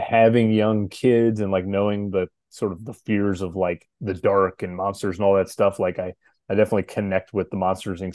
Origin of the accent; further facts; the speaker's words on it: St. Louis, Missouri, United States; St. Louis here in my hometown